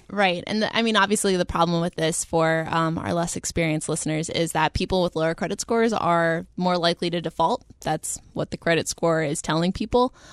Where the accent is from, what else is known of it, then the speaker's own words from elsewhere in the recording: the South, United States; moved away; technically I grew up in the South.